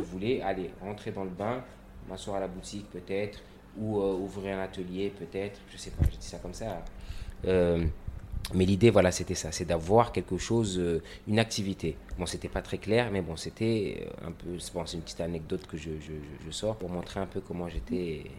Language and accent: French; Comoros; j'ai grandi au Comores dans, mon enfance, j'ai un peu voyagé, mais j'ai toujours été ici